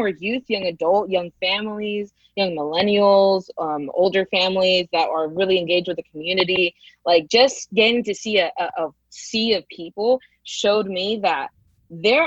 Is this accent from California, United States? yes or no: yes; Modesto, California, United States; also born or lived in San Francisco Bay Area, California / Fort Worth, Texas; I was born in the Bay, but I migrated here in my middle school. And I feel like once you go to middle school and high school somewhere, you're pretty much from there